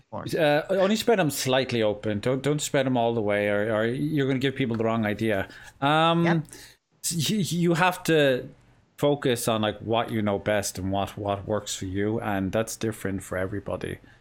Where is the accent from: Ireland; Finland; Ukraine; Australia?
Ireland; Cork, Munster; accent: southern Irish; here in the south of Cork. We tend to have, or south of Ireland, we tend to have a more understandable accent